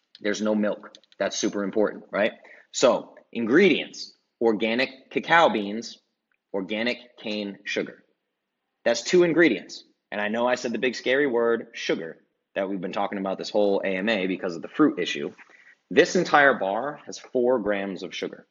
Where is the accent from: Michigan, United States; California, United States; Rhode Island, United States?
Rhode Island, United States; where I grew up in Rhode Island